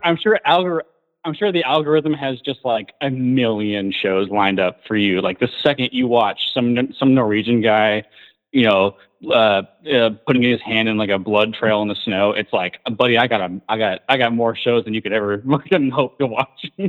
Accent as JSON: {"language": "English", "region": "California", "country": "United States", "tie": "born or raised there", "also_born_or_lived": "Washington State", "moved": "yes", "said": "I was born in California, and I went to school in Washington State for a long time"}